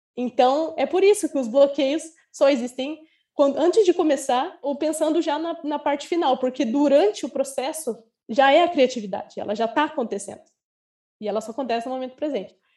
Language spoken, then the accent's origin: Portuguese; Curitiba, Paraná, Brazil; moved away as an adult; now in Porto Seguro, Brazil; eu sou de Curitiba, porém agora eu estou na Bahia, estou em Porto Seguro, porque eu sou viajante, sou nômade digital